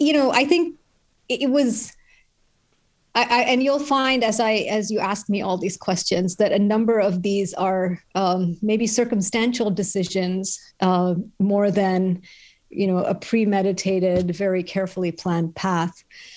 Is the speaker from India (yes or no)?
yes; Chennai, Tamil Nadu, India; I grew up in India, in Chennai. It used to be called Madras. It's on the southeast coast.